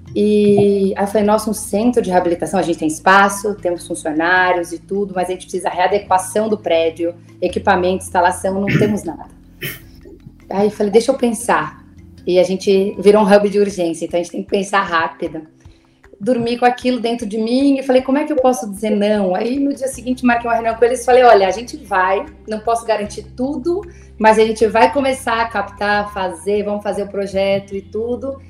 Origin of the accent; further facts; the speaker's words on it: São Paulo, Brazil; eu sou de São Paulo, minha família também é daqui.